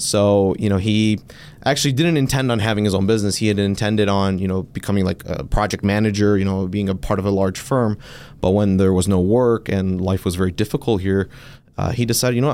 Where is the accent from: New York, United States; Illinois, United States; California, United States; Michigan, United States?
Michigan, United States; Detroit; I'm, uh, born and raised in Detroit, um, native Michigander